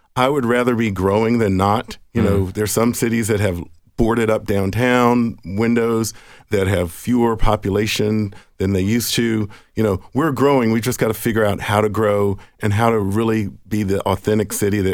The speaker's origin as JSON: {"language": "English", "town": "Nashville", "region": "Tennessee", "country": "United States", "tie": "born or raised there", "said": "So I grew up in Nashville"}